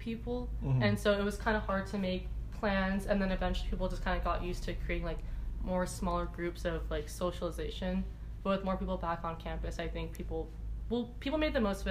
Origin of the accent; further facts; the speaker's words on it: Oakland, California, United States; moved away as an adult; I'm from California, specifically Oakland